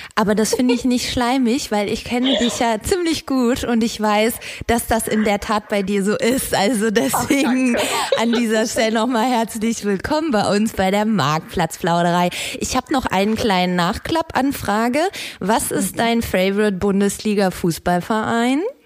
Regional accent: North Rhine-Westphalia, Germany; Meine Heimat

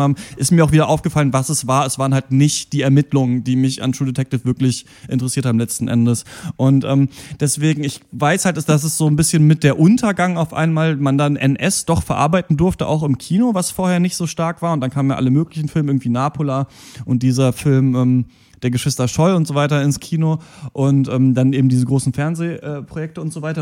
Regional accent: Germany; wir Deutsche sind und eben hier aufwachsen

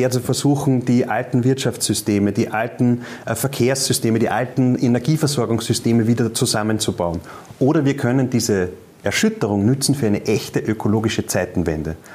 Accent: Upper Austria, Austria; das höre ich auch ganz oft bei uns in Oberösterreich.

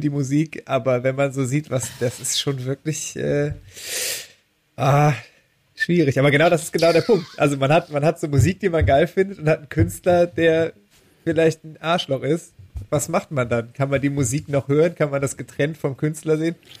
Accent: Düren, North Rhine-Westphalia, Germany; born or raised there

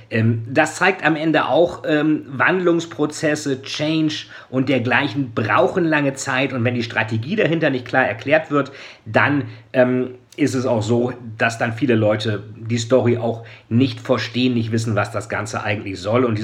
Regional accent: Lilienthal, Lower Saxony, Germany; also ich bin in Lilienthal zur Schule gegangen, in Niedersachsen.

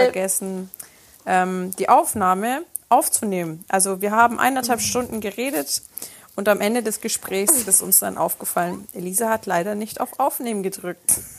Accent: Germany; also born or lived in Italy; Ich bin aber in Deutschland groß geworden

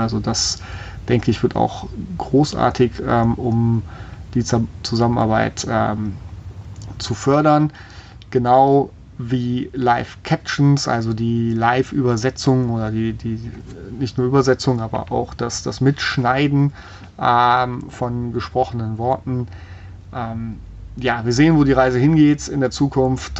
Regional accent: Germany; bei uns in Deutschland

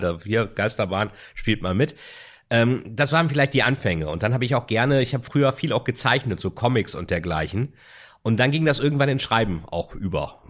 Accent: Bremen, Germany; also born or lived in Lilienthal; Meine Heimat Bremen. Bremen und Lilienthal.

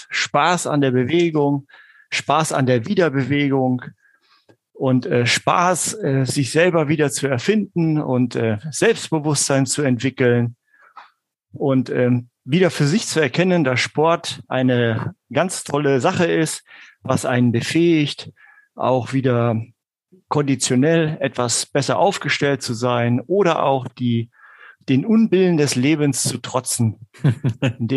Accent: Hesse, Germany; was mich dann auch mal im Bereich Hessen, da wo ich herkomme eigentlich, ähm, mhm. ja, auch bis auf die Landesebene gebracht hat.

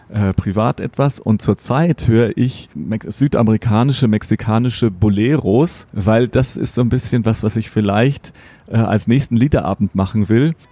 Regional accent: Bavaria, Germany; außerhalb von München die ganzen Seen, also für mich der Starnberger See, wo ich herkomme

